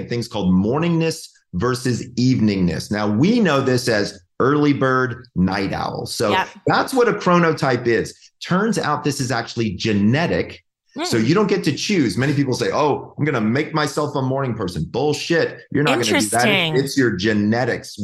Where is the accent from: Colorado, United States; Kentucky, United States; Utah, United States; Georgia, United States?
Georgia, United States; now in California, United States; I'm from Georgia. Like, it's like old home for me.